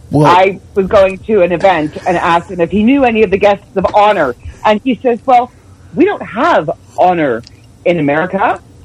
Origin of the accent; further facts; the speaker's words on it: Canada; accent: thick Canadian; I have been told quite often recently that I have a very thick Canadian accent